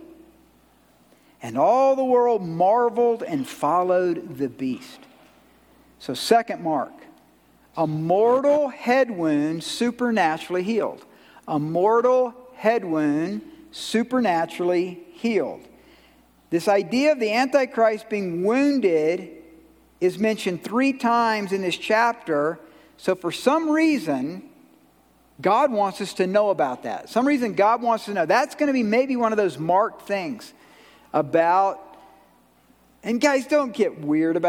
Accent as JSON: {"language": "English", "region": "Georgia", "country": "United States", "said": "I'm from Georgia"}